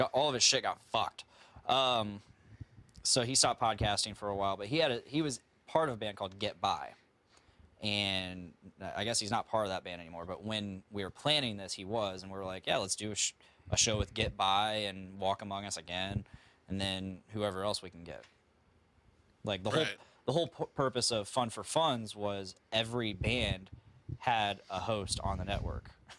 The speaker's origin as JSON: {"language": "English", "town": "Delphi", "region": "Indiana", "country": "United States", "said": "I'm from Delphi, too"}